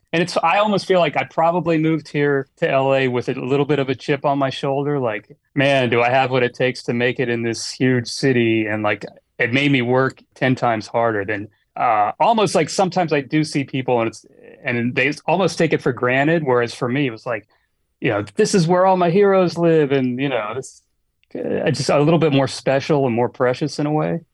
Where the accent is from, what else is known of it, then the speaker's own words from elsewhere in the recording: Annapolis, Maryland, United States; moved away as an adult; now in Los Angeles, United States; I grew up in Annapolis, Maryland